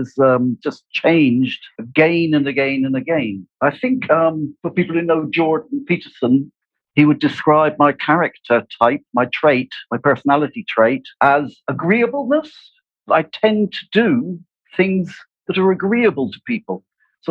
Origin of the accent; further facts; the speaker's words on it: Cornwall, South West England, United Kingdom; accent: West Country; moved away as an adult; also born or lived in Abu Dhabi; I'm from England. English people will recognize that I have a West Country accent. I'm actually from Cornwall.